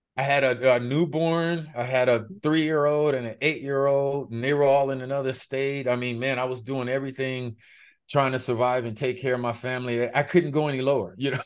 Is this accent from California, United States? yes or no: yes; Los Angeles, California, United States; I was born and raised in Los Angeles, specifically Pacoima, California